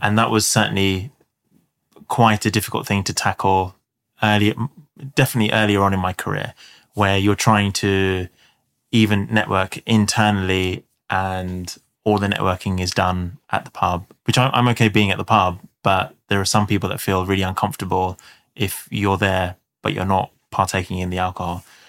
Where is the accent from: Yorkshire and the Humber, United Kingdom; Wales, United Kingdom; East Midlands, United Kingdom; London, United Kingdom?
London, United Kingdom; South London.